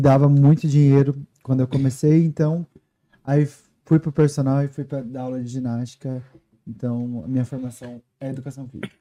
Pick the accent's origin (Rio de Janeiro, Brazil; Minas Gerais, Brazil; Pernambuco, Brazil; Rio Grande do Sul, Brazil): Minas Gerais, Brazil; Guaxupé; moved away as an adult; also born or lived in Ribeirão Preto, São Paulo; now in United States; sou do sul de Minas.